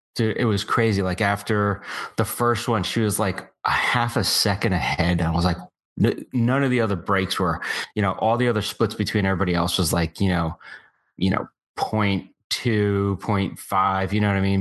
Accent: United States; I felt so proud as an American

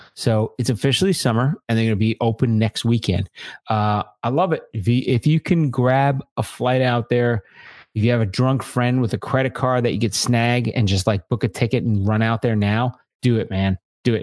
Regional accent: Long Island, New York, United States; I grew up in Long Island

